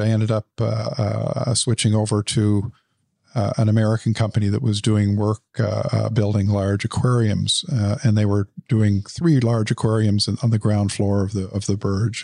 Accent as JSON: {"language": "English", "town": "Ottawa", "region": "Ontario", "country": "Canada", "tie": "born or raised there", "also_born_or_lived": "Dubai", "moved": "yes", "said": "Grew up in the West End of Ottawa."}